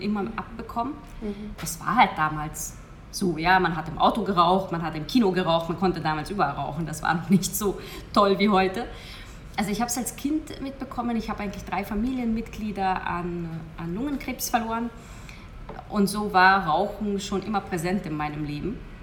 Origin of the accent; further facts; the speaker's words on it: Hungary; moved away as an adult; ich bin gebürtige Ungarin